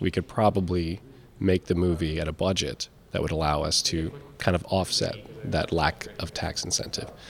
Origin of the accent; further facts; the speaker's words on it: Indiana, United States; We're from Indiana.